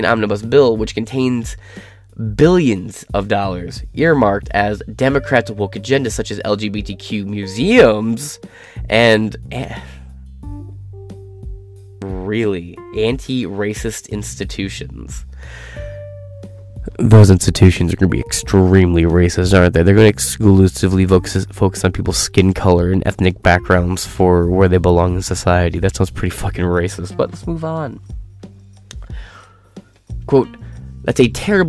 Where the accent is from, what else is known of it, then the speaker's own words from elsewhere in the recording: Michigan, United States; I'm from Michigan